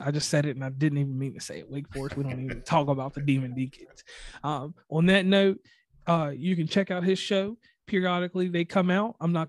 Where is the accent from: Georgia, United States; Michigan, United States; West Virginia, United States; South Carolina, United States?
West Virginia, United States; All right. And … from West Virginia and Commonplace, and we are done.